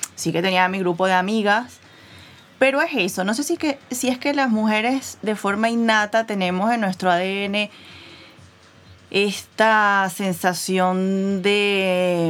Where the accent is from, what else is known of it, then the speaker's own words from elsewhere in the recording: Venezuela; moved away; yo crecí en Venezuela